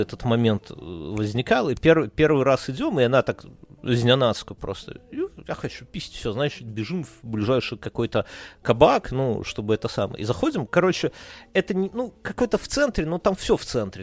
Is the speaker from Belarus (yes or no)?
yes; Belarus; now in Lithuania; we are from Беларусь